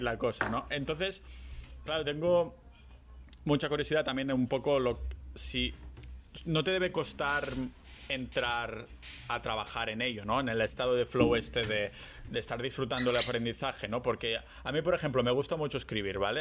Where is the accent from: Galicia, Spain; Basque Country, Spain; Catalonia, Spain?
Catalonia, Spain; Barcelona